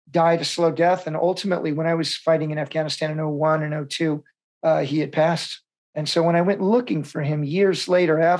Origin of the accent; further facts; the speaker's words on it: Vietnam; born there; It felt like it was my real homecoming. I was born in Vietnam.